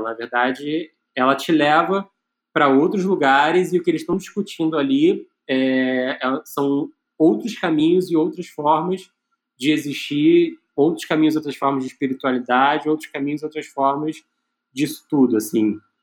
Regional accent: Brazil; como brasileiro aqui

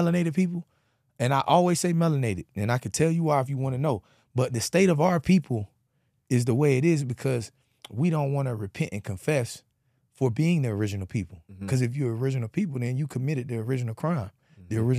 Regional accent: Pompano Beach, Florida, United States; I'm being from Pompano, it's a lot of Haitian

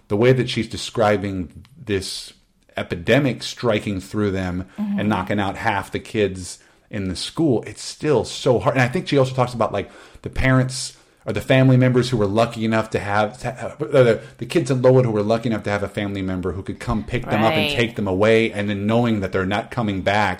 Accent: Midwest, United States; I was always having to move around. I'm from the Midwest. I got it from my dad.

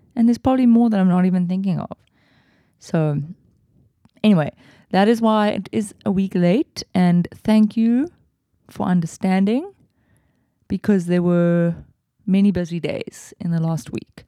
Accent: Cape Town, Western Cape, South Africa; when you're used to growing up in the Southern Peninsula

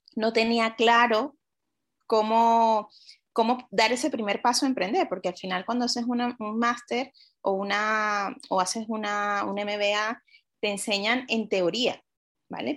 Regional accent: Venezuela; soy venezolana

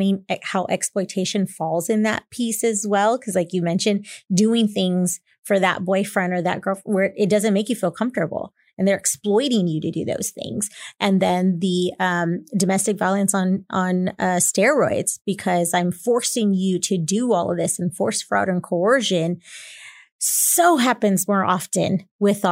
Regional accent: San Antonio, Texas, United States; born and raised in San Antonio myself

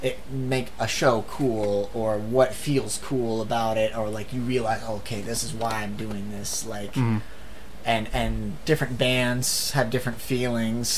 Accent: Billings, Montana, United States; we were from Billings, Montana

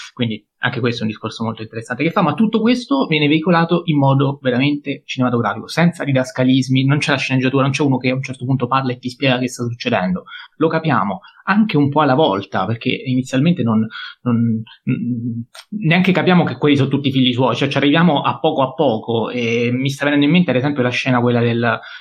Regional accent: Pescara, Abruzzo, Italy; io anche da pescarese

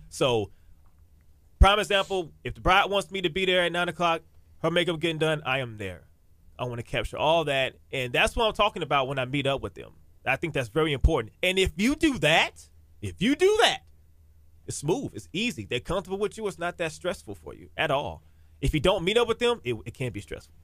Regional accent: Galveston, Texas, United States; Born and raised in Galveston

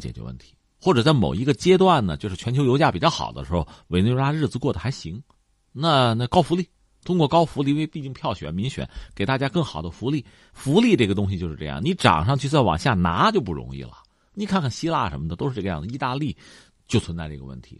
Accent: China; 因为我们中国人讲嘛，

